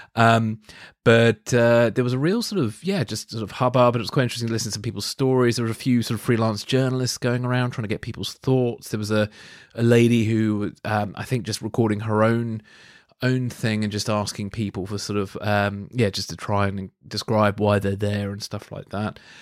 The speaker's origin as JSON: {"language": "English", "country": "United Kingdom", "tie": "born or raised there", "said": "Oleg Gordievsky, who used to live in my hometown"}